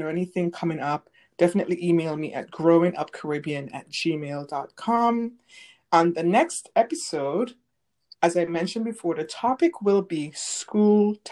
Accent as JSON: {"language": "English", "country": "St. Vincent & Grenadines", "tie": "born or raised there", "moved": "yes", "said": "growing up in St. Vincent"}